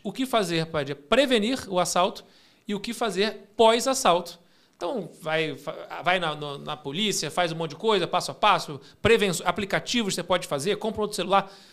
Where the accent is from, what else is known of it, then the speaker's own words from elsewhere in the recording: Rio de Janeiro, Brazil; now in São Paulo, Brazil; eu sou carioca morando em São Paulo